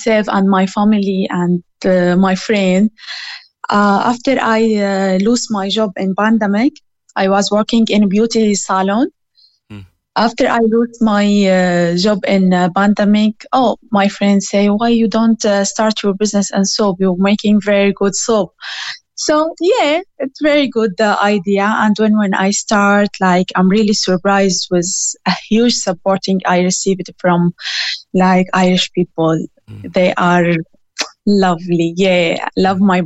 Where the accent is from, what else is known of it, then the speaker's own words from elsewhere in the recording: Syria; moved away as an adult; now in Clonakilty, Ireland; I came from Syria originally, and I'm here in Ireland about 4 years ago